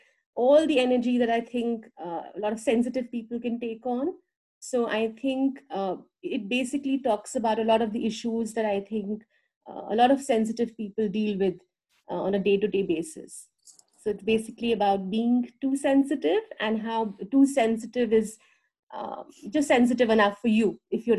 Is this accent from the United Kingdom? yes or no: no; India; moved away as an adult; now in United States; And it's basically around 8 years ago, I moved from India to the US.